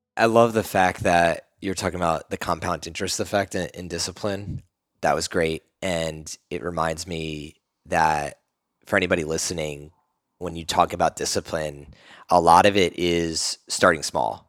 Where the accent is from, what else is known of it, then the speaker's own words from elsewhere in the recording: East Coast, United States; now in Austin, United States; we're both from the East Coast